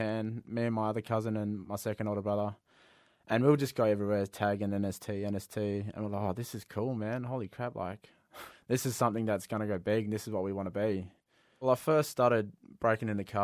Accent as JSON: {"language": "English", "town": "Perth", "region": "Western Australia", "country": "Australia", "tie": "born or raised there", "said": "I grew up out in Innaloo"}